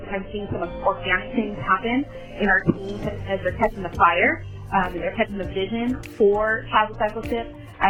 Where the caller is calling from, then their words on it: San Diego, California, United States; I am calling in from San Diego, California.